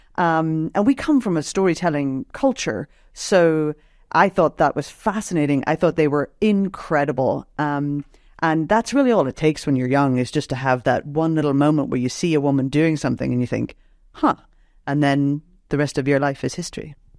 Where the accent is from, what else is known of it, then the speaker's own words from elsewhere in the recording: Northern Ireland, United Kingdom; moved away; I grew up in Northern Ireland, um, during the conflict there